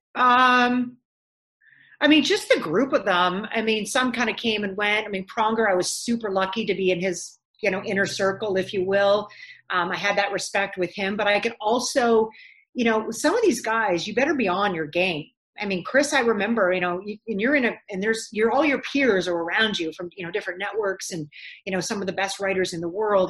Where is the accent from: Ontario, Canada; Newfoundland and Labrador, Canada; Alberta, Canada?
Ontario, Canada; Ottawa; moved away as an adult; now in Los Angeles, United States; even in Ottawa, I'm like, "This is my hometown.